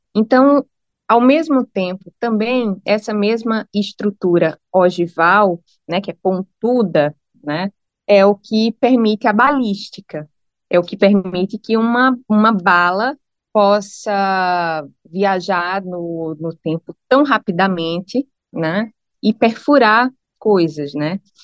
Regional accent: Brazil; also born or lived in Norwich; como brasileira que ganha em real

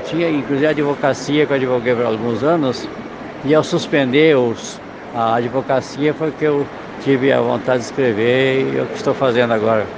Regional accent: South Region, Brazil; now in Brasília, Brazil; hoje eu sou porque sou porque resido, mas eu sou do Sul

